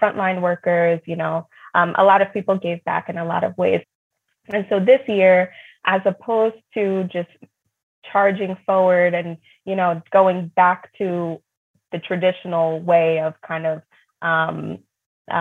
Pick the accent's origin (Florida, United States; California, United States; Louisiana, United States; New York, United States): New York, United States; when I was growing up in New York